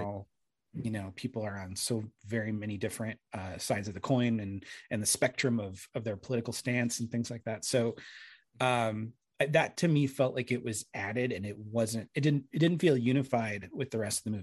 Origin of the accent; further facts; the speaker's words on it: Arizona, United States; moved away; I'm from Arizona, or at least I lived there for a long time.